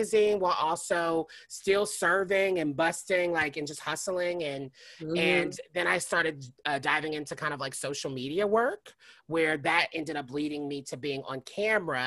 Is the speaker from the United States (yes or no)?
yes; Nashville, Tennessee, United States; moved away as an adult; also born or lived in New York; now in Los Angeles, United States; I'm originally from Nashville, Tennessee. I've been in Los Angeles for going on 6 years now